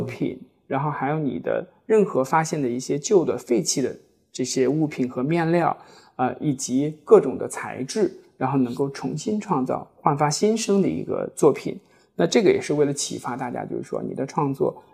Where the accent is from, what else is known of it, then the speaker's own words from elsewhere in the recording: China; 我们中国人